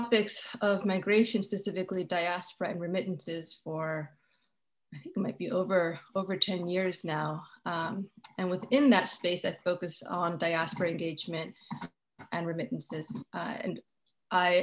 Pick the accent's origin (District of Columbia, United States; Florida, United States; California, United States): District of Columbia, United States; Washington; I was born in Washington, D.C. I've remained in Washington, D.C. all these years